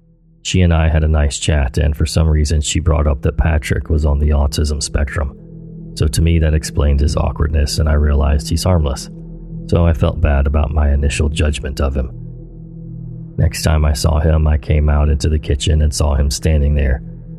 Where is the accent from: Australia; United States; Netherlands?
Australia; born there; even though I told him I was born in Australia.